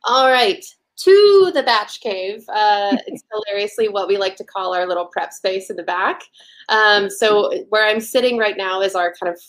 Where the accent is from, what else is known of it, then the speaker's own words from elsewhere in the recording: Nashville, Tennessee, United States; moved away as an adult; now in Chicago, United States; I am originally from Nashville. I've been up in Chicago 5 years this week